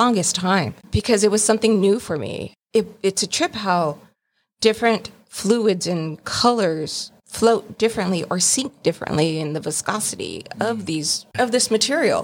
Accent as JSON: {"language": "English", "town": "Santa Ana", "region": "California", "country": "United States", "tie": "born or raised there", "also_born_or_lived": "Garden Grove", "said": "I'm from Orange County, actually. I grew up in Santa Ana, Garden Grove area."}